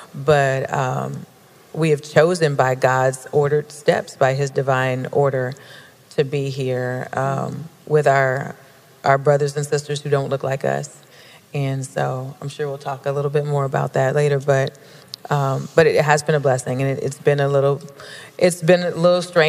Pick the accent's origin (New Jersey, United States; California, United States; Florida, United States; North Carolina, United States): California, United States; Lynwood; now in San Diego, United States; we actually were both born and raised in Los Angeles. I was born in a smaller city on the outskirts called Lynnwood